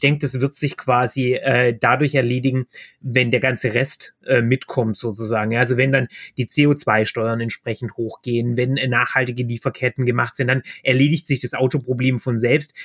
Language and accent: German; Baden-Württemberg, Germany; Ich komme aus Baden-Württemberg, da werden wir grün regiert